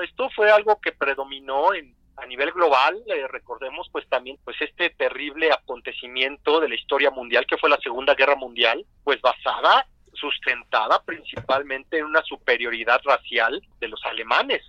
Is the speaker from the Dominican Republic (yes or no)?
no; Mexico; nosotros como mexicanos